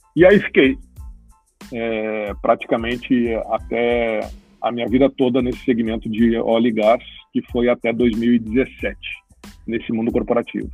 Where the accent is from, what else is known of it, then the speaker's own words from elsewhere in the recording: Cruz Alta, Rio Grande do Sul, Brazil; accent: gaúcho; also born or lived in Porto Alegre; sou natural de Cruz Alta, né, gaúcho